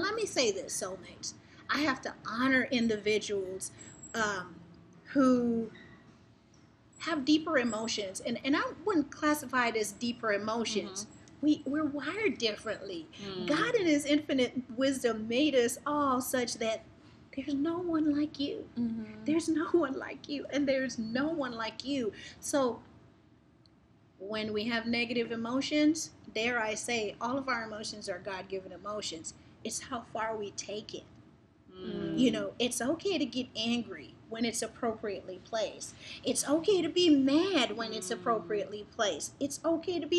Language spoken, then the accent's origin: English; New York City, New York, United States; also born or lived in Guyana; I grew up in Brooklyn.